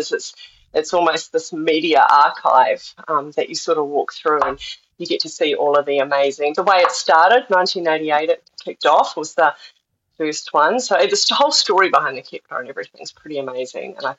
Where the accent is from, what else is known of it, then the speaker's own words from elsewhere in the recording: Wairarapa, Wellington, New Zealand; moved away as an adult; also born or lived in Australia; now in Te Anau, New Zealand; I grew up in the Wairarapa, which is small. So it's just north of Wellington